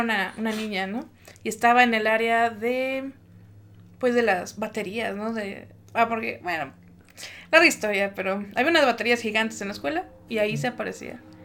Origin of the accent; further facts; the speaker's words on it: Mexico; como buena familia mexicana y naca, pues íbamos a misa todos los domingos